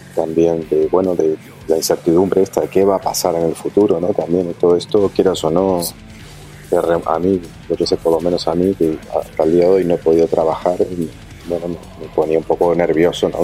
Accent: Montevideo, Uruguay; moved away; also born or lived in Buenos Aires, Argentina; Piedras Blancas es el barrio donde crecieron mis padres, eh, el barrio donde me crié yo, como te digo, de los 10 hasta los 17 estuve viviendo ahí

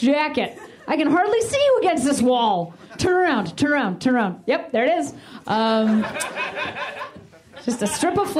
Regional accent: United States; I'm American

